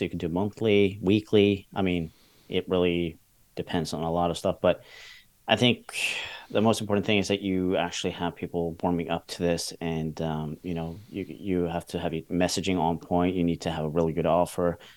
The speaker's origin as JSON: {"language": "English", "country": "Norway", "said": "I'm from Norway"}